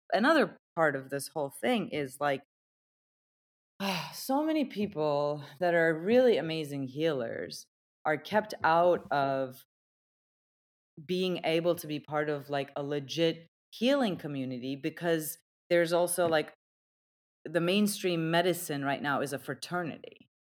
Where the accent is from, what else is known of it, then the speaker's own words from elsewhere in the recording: Turkey; I was born and raised in Turkey